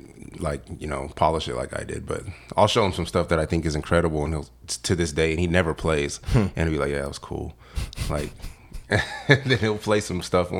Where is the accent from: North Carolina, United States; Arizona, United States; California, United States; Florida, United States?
Arizona, United States; Casa Grande; Casa Grande, Arizona.